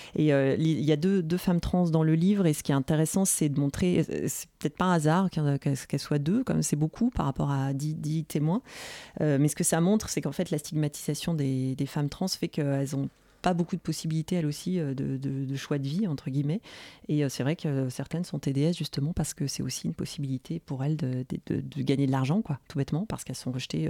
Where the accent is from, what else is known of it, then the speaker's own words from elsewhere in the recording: Nantes, Pays de la Loire, France; je suis nantaise